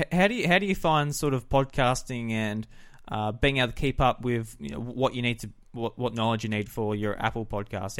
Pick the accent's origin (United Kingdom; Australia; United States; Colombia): Australia; South Australia; I'm from South Australia